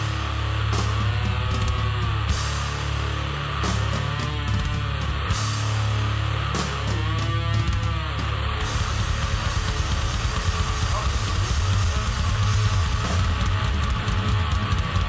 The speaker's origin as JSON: {"language": "English", "town": "Akron", "region": "Ohio", "country": "United States", "said": "from Akron. You know, we have our own music history here."}